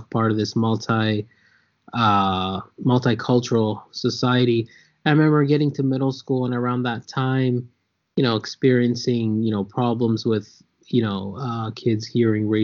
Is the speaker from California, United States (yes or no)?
yes; San Jose, California, United States; also born or lived in New York / Lawrence, Kansas; when I was 5 years old, we moved to San Jose, California. So I grew up in San Jose, started kindergarten here, lived here till I was 18